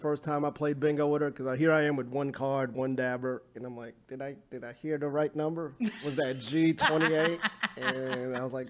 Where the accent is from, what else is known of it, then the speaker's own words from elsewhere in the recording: New Jersey, United States; now in Los Angeles, United States; I'm originally from Jersey, living